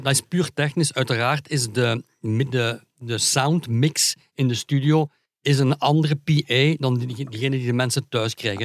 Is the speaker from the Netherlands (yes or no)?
no; Hasselt, Flanders, Belgium; Ik ben van Hasselt